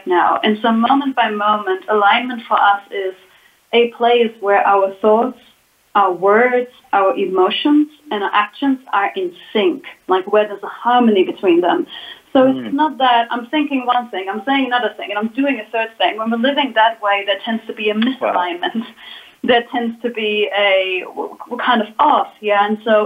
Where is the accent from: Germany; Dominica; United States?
Germany; moved away as an adult; now in Guatemala; I was born in Germany and felt a call into the world at a very young age and basically left Germany when I was 19 or 20 years ago.